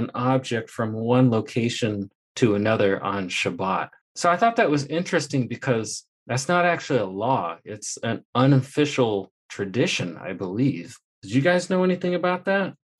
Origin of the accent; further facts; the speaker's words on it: Indiana, United States; moved away as an adult; now in Texas, United States; when I was moving to Texas, when I left Indiana, it was my hometown